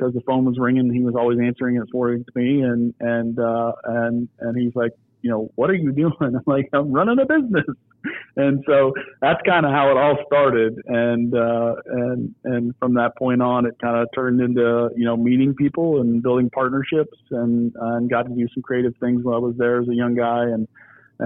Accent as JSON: {"language": "English", "town": "Niles", "region": "Ohio", "country": "United States", "tie": "born or raised there", "said": "I grew up in Niles, Ohio, which is kind of right in between Youngstown and Warren"}